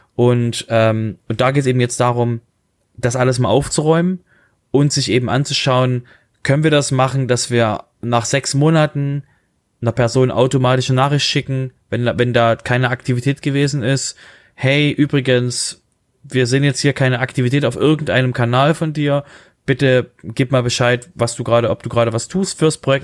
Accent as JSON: {"language": "German", "country": "Germany", "said": "wir als Deutsche"}